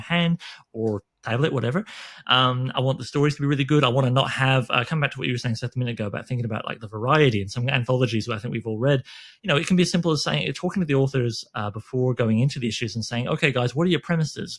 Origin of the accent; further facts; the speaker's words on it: Canada; I'm Canadian